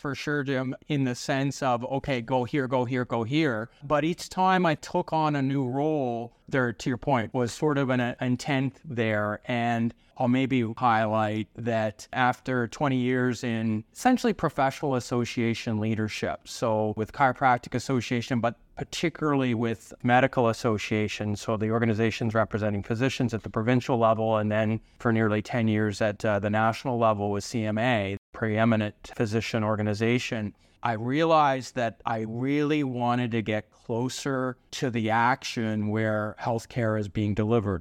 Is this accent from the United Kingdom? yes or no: no; London, Ontario, Canada; now in Hamilton, Canada; I was born in London, Ontario, so just down the road from where I am now in Hamilton.